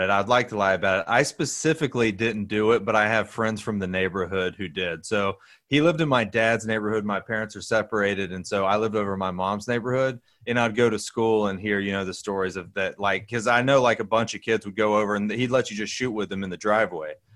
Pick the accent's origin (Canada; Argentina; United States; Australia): United States; Hoover, Alabama; I grew up in Hoover, Alabama